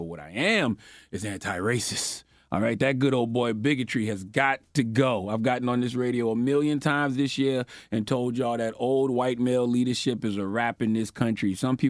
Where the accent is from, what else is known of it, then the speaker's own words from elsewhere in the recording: South Carolina, United States; especially in my home state of South Carolina.